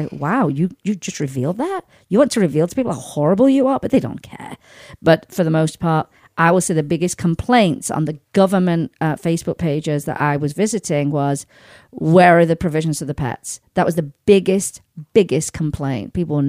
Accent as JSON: {"language": "English", "country": "United Kingdom", "said": "because, you know, being a Brit, like a nice little bit of rain now and again"}